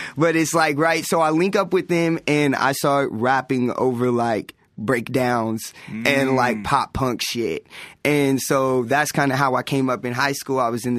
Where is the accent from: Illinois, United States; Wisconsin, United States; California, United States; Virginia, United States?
California, United States; La Habra; also born or lived in La Mirada, California; From La Habra, California. Mm-hmm. I'm just a weird kid. Grew up in La Habra.